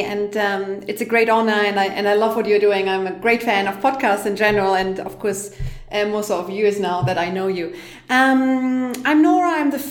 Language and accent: English; Germany; moved away as an adult; also born or lived in London; now in Berlin, Germany; I am originally from Germany